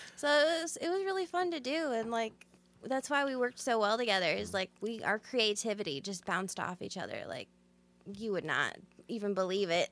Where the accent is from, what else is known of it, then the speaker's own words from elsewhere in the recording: Sandwich, Illinois, United States; I'm actually from Sandwich, so right here in Illinois, small town, um, kind of, you know, country girl